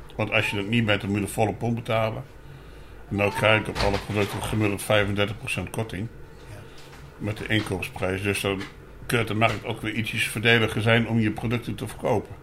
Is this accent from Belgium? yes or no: no; Apeldoorn, Gelderland, Netherlands; also born or lived in Winterswijk; Ik ben geboren in Apeldoorn, opgegroeid in, in eh, Winterswijk. Daar heb ik gewoond tot mijn zesde. Toen weer teruggegaan naar Apeldoorn. En sinds die tijd woon ik hier